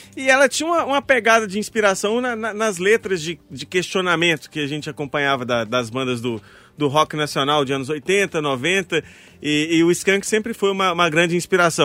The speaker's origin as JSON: {"language": "Portuguese", "town": "Mariana", "region": "Minas Gerais", "country": "Brazil", "tie": "born or raised there", "said": "lá em Mariana, que é onde eu nasci, cresci é, boa parte da vida."}